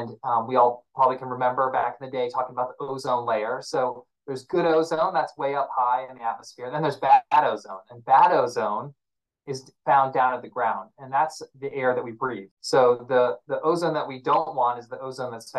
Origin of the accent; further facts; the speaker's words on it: Virginia, United States; I grew up in Virginia